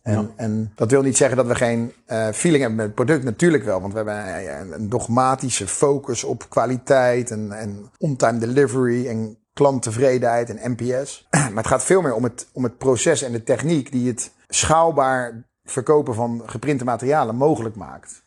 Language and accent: Dutch; Krimpen aan den IJssel, South Holland, Netherlands; mijn dorp, waar ik vandaan kom. Het eh, prachtige Krimp van de IJssel, onder de rook van Rotterdam